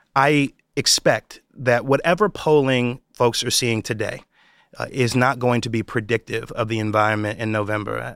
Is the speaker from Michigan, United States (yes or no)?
no; New York, United States; my home state of New York